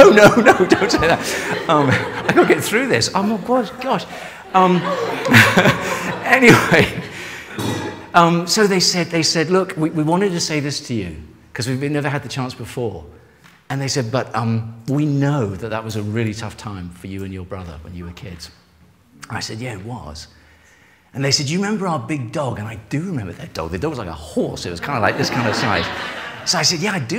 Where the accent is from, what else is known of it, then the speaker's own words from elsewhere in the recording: England, United Kingdom; I am English